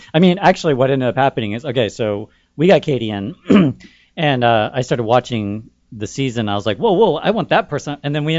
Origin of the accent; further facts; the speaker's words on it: Austin, Texas, United States; we're both from Austin.